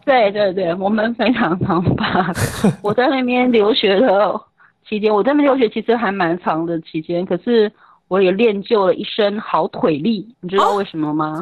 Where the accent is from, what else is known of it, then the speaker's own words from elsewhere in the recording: Taiwan; moved away as an adult; also born or lived in France; 台湾人群还是常会被